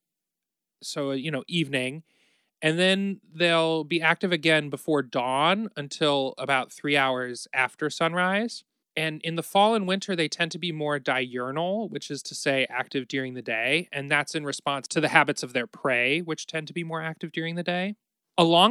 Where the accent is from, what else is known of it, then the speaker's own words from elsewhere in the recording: Ohio, United States; We're both from Ohio